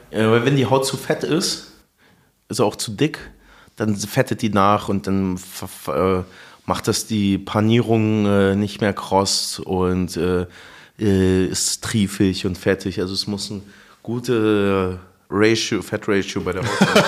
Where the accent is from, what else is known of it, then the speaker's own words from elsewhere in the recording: Munich, Bavaria, Germany; now in Berlin, Germany; ich bin ja in München aufgewachsen